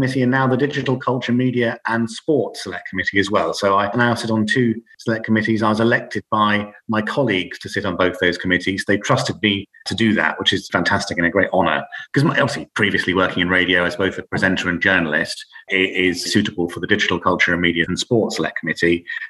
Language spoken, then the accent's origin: English; Plymouth, South West England, United Kingdom; now in Sidmouth, United Kingdom; I was born in Plymouth, and yeah, I was born at Freedom Fields Hospital.